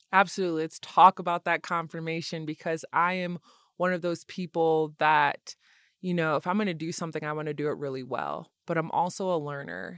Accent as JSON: {"language": "English", "town": "Lansing", "region": "Michigan", "country": "United States", "tie": "born or raised there", "said": "I'm from Lansing, Michigan."}